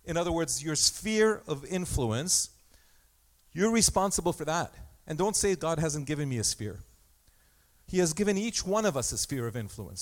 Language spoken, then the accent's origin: English; Egypt; also born or lived in Armenia (ancestry); now in Canada; I was born in Egypt. Egypt is my mother land.